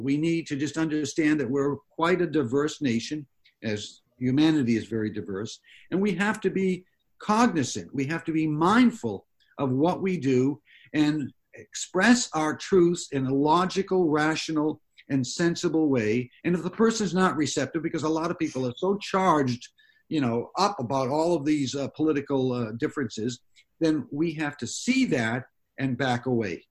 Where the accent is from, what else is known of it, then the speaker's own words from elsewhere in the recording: Massachusetts, United States; moved away; I grew up back east in Massachusetts